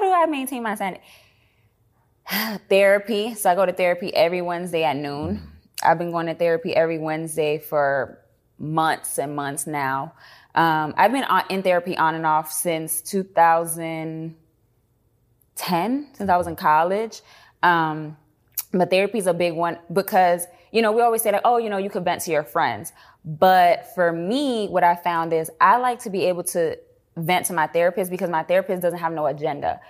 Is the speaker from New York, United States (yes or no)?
yes; New York City, New York, United States; moved away as an adult; also born or lived in Washington, District of Columbia, United States / Atlanta; now in Dallas, United States; I was born and raised in the Bronx.